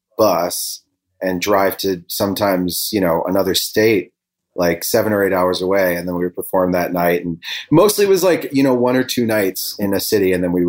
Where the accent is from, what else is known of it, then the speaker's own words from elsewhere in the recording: Elmhurst, Illinois, United States; also born or lived in Bloomington, Illinois; I grew up in a suburb of Chicago